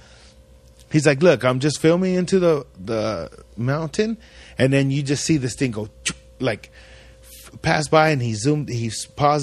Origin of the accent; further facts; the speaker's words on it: Ridgecrest, California, United States; we grew up in Ridgecrest my whole life. I grew up in this little ass town